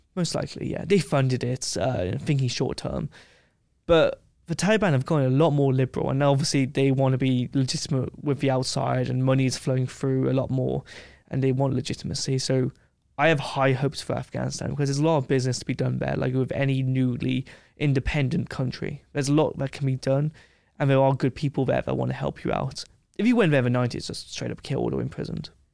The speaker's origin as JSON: {"language": "English", "region": "England", "country": "United Kingdom", "said": "I'm like, \"England.\""}